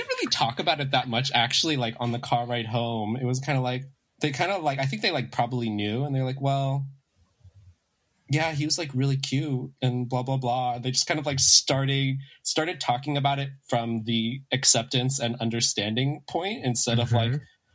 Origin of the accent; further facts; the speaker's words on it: San Gabriel Valley, greater Los Angeles area, California, United States; I grew up in the San Gabriel Valley, where I actually currently am, in the LA, kind of the greater LA area